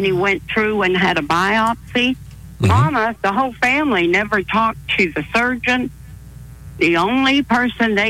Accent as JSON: {"language": "English", "town": "Toronto", "region": "Ontario", "country": "Canada", "moved": "as an adult", "said": "I'm from Toronto"}